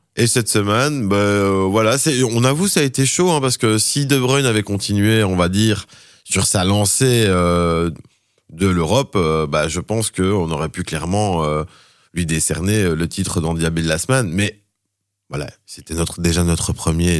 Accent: Charleroi, Wallonia, Belgium; je suis Carolo à la base

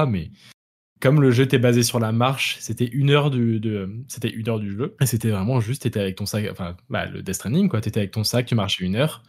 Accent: France; moved away as an adult; je suis français mais expatrié depuis 6 ans

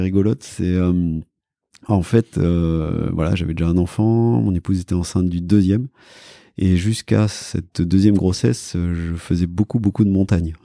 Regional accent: Cantal, Auvergne-Rhône-Alpes, France; moi j'ai grandi, je disais dans le Cantal

